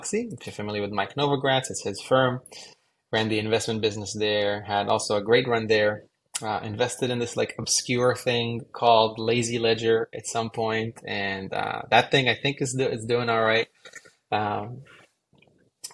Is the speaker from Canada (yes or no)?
no; Israel; moved away; I grew up in Israel